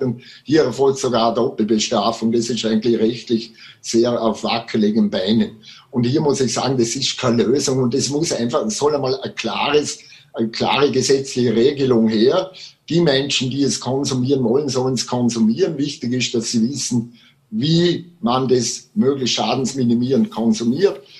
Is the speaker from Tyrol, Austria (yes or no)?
no; Vorarlberg, Austria; bei uns im Ländle in Vorarlberg